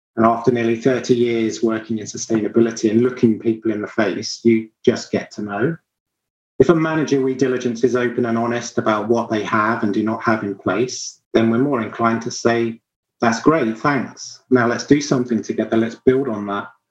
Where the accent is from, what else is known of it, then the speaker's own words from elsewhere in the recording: Sussex, South East England, United Kingdom; where I grew up in the far south of England. So, thinking of home for me, it would be the Ashdown Forest in Sussex.